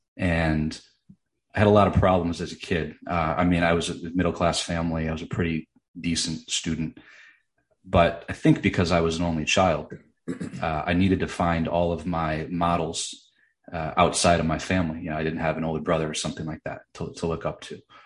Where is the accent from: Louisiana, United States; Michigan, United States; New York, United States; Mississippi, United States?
Michigan, United States; Grand Rapids; as a middle class kid growing up in West Michigan